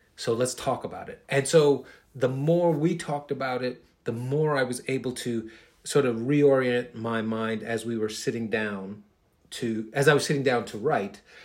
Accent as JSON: {"language": "English", "town": "New York City", "region": "New York", "country": "United States", "tie": "born or raised there", "said": "I'm a kid from Queens."}